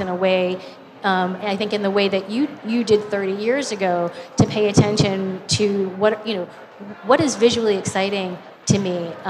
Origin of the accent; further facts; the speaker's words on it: New York City, New York, United States; moved away as an adult; now in Los Angeles, United States; I grew up in Harlem